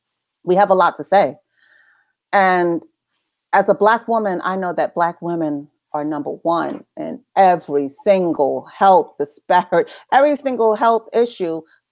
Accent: New Jersey, United States; accent: New York; because I had a really strong New York accent, even though I was raised in Jersey.

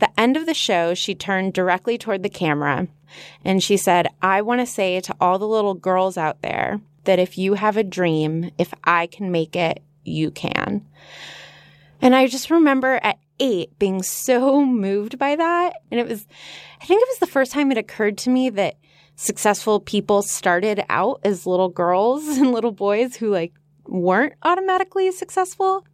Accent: Los Angeles, California, United States; born or raised there

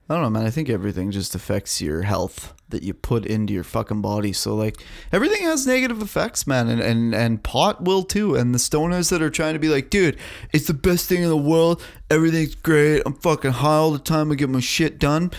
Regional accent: Canada; I'm a Canadian fucking man

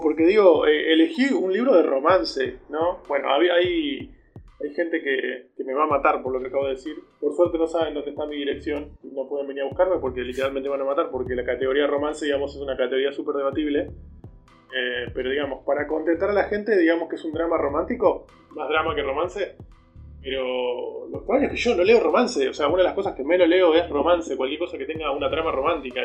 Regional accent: Argentina; uno siendo argentino

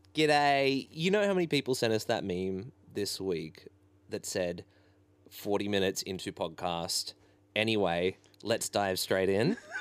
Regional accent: Ballina, New South Wales, Australia; I grew up in Ballina

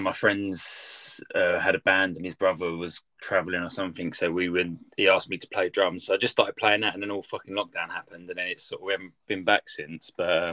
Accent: Harlow, East of England, United Kingdom; I grew up started skating in Harlow, and they had this it's in Essex, just outside of London

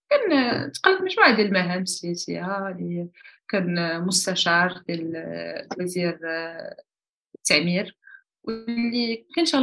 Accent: Morocco

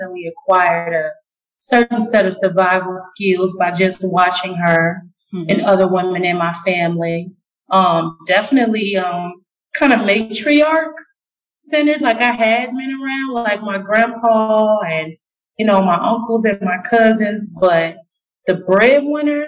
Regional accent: Springfield, Illinois, United States; I'm originally from Illinois. Small town, the capital, Springfield

